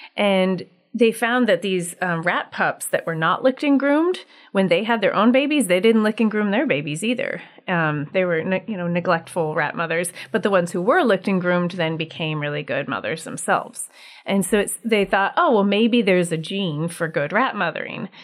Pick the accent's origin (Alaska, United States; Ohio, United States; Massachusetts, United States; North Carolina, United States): Alaska, United States; Anchorage; I am from Anchorage, grew up here, and live here